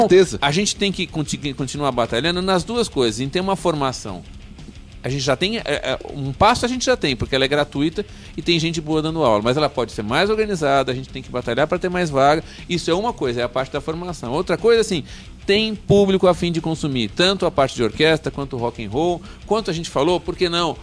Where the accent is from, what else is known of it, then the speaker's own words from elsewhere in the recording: São Paulo, Brazil; Eu sou de São Paulo